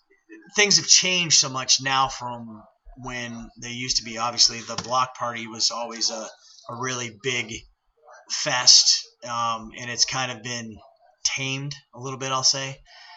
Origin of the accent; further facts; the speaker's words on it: Athens, Ohio, United States; I'm not far from where I grew up. I grew up on Radford Road, which is out towards the Ohio, the Athens Country Club, excuse me. And I live about 2 miles from there.